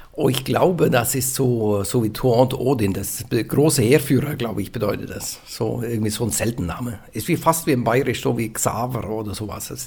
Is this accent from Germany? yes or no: no; central Norway, Norway; German is a second language; bei mir das wo ich herkomme, das ist wie in England. Kann man in England wohnen, kannst du in Mittelnorwegen wohnen.